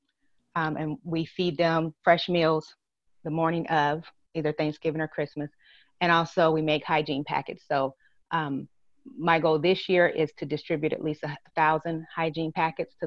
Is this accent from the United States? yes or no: yes; Lima, Ohio, United States; moved away as an adult; also born or lived in Inglewood, California / Long Beach, California; now in Georgia, United States; it's my hometown, and it's where, you know, I was born and raised